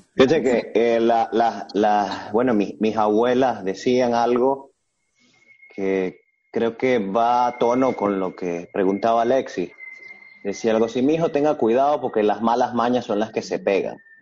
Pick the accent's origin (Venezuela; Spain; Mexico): Venezuela; somos todos venezolanos los que estamos acá en, este, en esta sala de conferencia